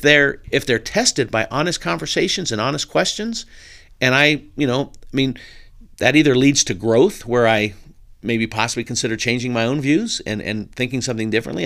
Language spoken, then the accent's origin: English; Burbank, California, United States; I was born in Burbank, California, uh, in nineteen sixty-six